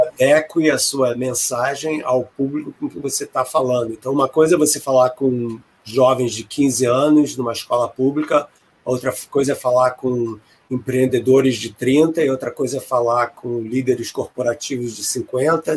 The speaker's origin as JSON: {"language": "Portuguese", "country": "Brazil", "also_born_or_lived": "England / Chicago area", "moved": "as an adult", "lives_now": "United States", "said": "quando eu saí do Brasil, eu fiz o mestrado na UFRJ e ganhei uma bolsa do CNPq para fazer o doutorado na Inglaterra"}